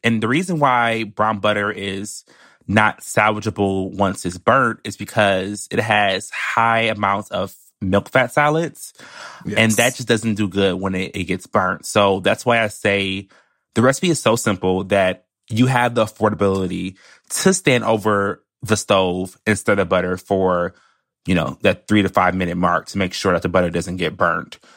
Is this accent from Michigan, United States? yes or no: yes; Michigan, United States; now in New York, United States; I'm from Michigan